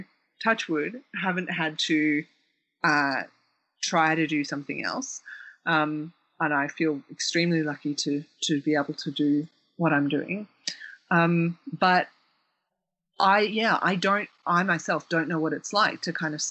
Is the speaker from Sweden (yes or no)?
no; Victoria, Australia; growing up in Australia